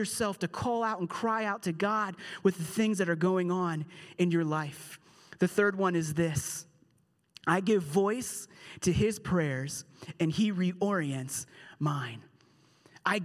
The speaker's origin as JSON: {"language": "English", "town": "Pittsburgh", "region": "Pennsylvania", "country": "United States", "said": "we're from Pittsburgh, we say pop, we don't say soda"}